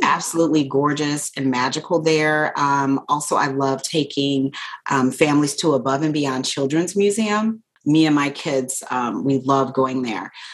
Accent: Detroit, Michigan, United States; now in Sheboygan County, United States; I'm originally from Detroit

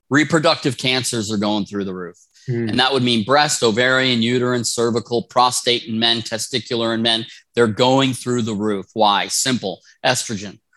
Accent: Wisconsin, United States; now in Rosarito, Mexico; Yeah, so I was born in Wisconsin. Yeah, born

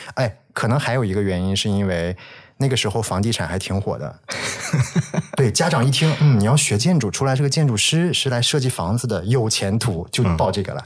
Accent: Shanxi, China; moved away as an adult; 我确实是山西人，在大学之前我基本上在山西生活和接受教育

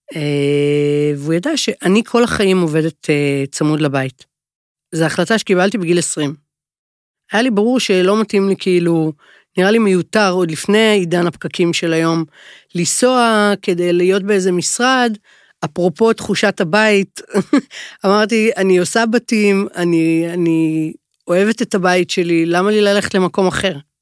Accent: Jerusalem, Jerusalem District, Israel; גדלתי בירושלים

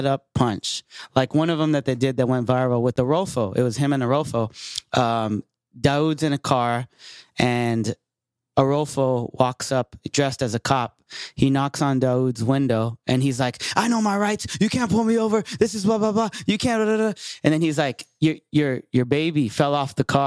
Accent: San Jose, California, United States; my hometown, San Jose

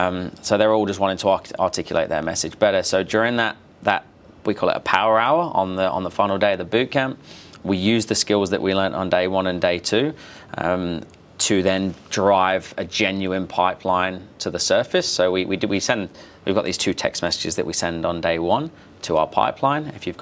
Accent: Australia; But otherwise, I'm pretty Aussie.

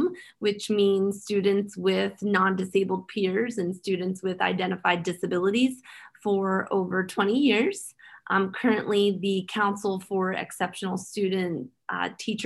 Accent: Philadelphia, Pennsylvania, United States; the community where I grew up in Philadelphia. I grew up in Kensington.

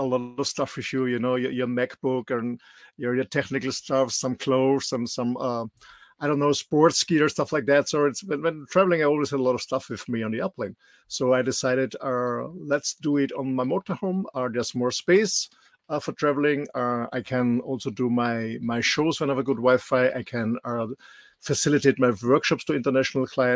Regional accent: Austria; English is a second language; moved away as an adult; also born or lived in West Coast, United States / Indonesia / Mallorca, Spain; I'm born in Austria, raised in Austria, went to school here

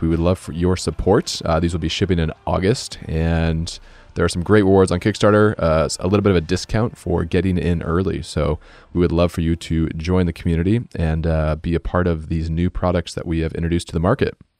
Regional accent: Boise, Idaho, United States; now in Seattle, United States; I grew up in Boise, Idaho

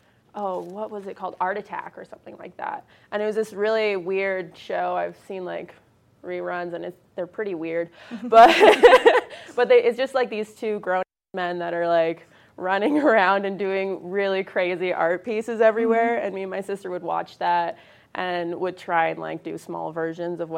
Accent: Canada; also born or lived in Arizona / Colorado Front Range; now in Vail, United States; I'm from Canada, and then I moved to Arizona

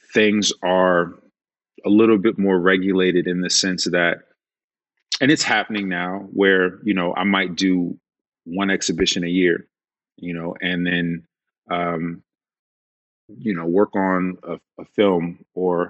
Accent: Chicago, Illinois, United States; I come from Chicago. Like I don't come from a lot.

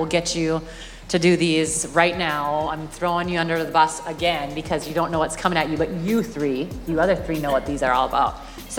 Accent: Minnesota, United States; accent: Minnesotan; I am true Minnesotan, so I have a really heavy accent

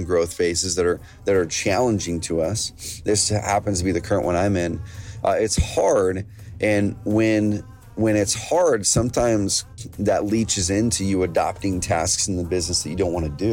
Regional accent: Oregon, United States; growing up in Oregon, we have a lot of farms, ranches, a lot of those things around the area already

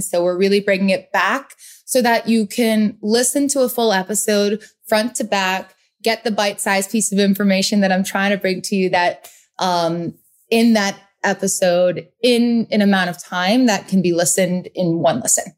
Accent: Rhode Island, United States; also born or lived in Boston; now in New York City, United States; I am from the Northeast, born and raised in Rhode Island, lived in Boston, now New York City

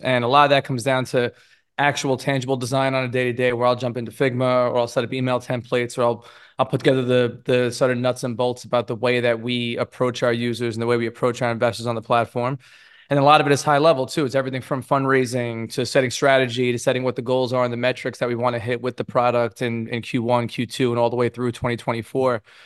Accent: New York City, New York, United States; I grew up in Brooklyn in a really diverse neighborhood

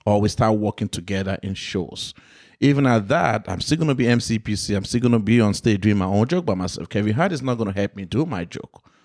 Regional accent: Nigeria; moved away; also born or lived in London; I'm African, I grew up in Nigeria

